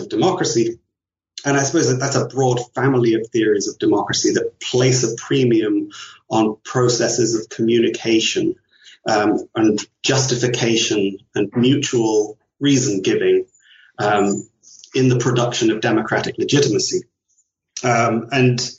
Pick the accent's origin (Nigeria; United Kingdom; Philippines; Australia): United Kingdom; Leicester, East Midlands; moved away as an adult; also born or lived in London / Ireland / Vancouver; I was born in London, grew up in Leicester, which is a small industrial town in the middle of England